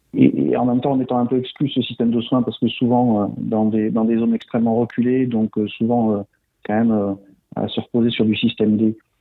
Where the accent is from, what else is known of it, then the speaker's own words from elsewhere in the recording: Toulouse, Occitania, France; moved away as an adult; j'ai été formé à la médecine à Toulouse, d'où je suis originaire